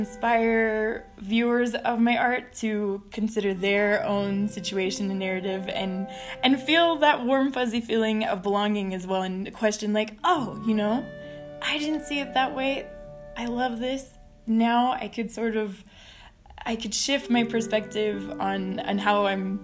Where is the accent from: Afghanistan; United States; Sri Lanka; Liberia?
United States; Texas; I was born in Texas to a Mexican-American family. My grandma was born in Ciudad Juarez, and because I grew up on the other side of the border